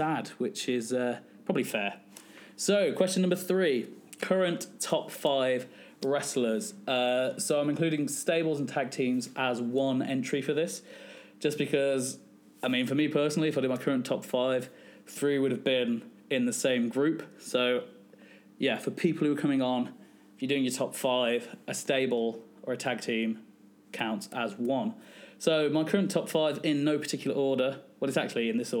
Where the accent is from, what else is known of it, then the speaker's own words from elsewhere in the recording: West Midlands, United Kingdom; I'm from the West Midlands